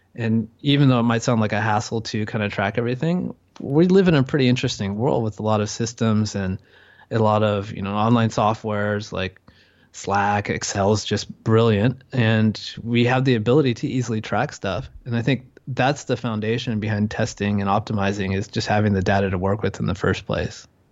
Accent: California, United States; moved away as an adult; now in Chiang Mai, Thailand; I'm from California

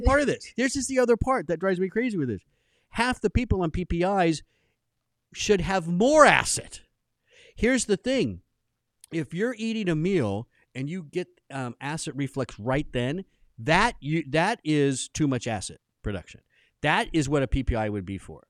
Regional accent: Southern California, United States; I grew up in Southern California

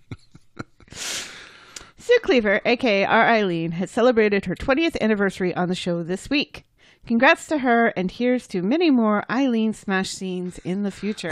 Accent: United States; I'm American

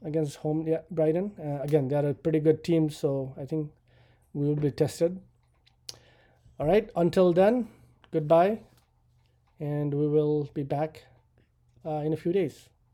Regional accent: Nepal; now in United States; I immigrated to the U S from Nepal

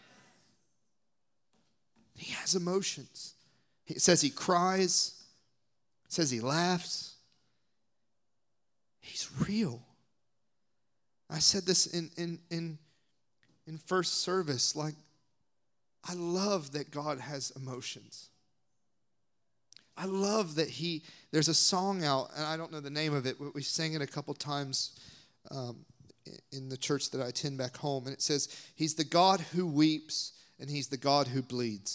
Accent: the South, United States; I'm from the South

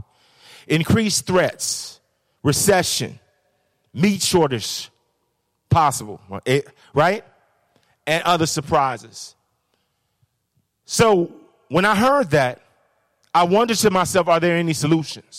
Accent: Chicago, Illinois, United States; I'm from Chicago.

